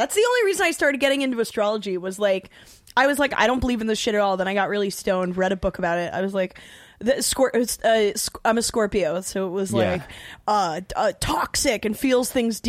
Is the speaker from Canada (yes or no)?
no; South Africa; moved away; I'm white South African, right?